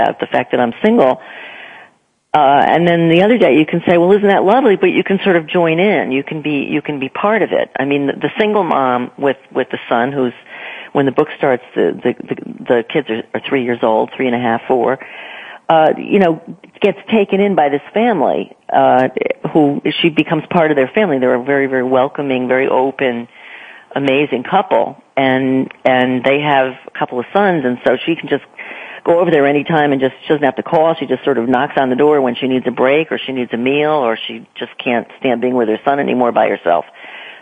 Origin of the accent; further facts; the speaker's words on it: near New Haven, Connecticut, United States; moved away as an adult; also born or lived in New York / Boston; I grew up in New England. I grew up in Connecticut near New Haven